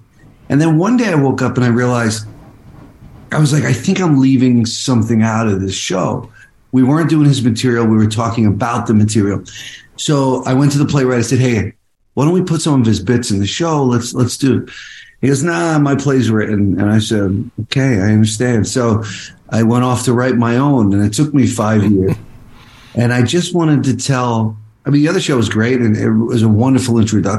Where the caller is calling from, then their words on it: Los Angeles, California, United States; I'm in Los Angeles at 5:15 a.m.